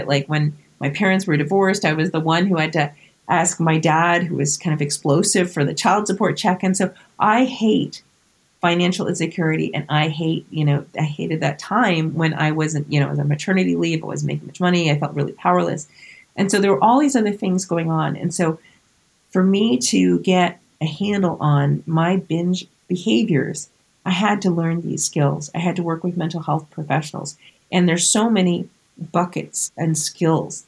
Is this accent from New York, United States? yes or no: no; Vermont, United States; now in New Jersey, United States; my home state of Vermont and here in New Jersey